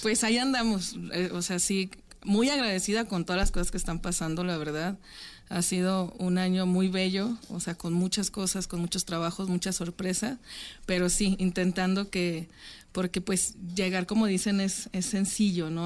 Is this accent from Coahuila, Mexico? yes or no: yes; Francisco I. Madero, Coahuila, Mexico; moved away; yo soy de Francisco y Madero, en Coahuila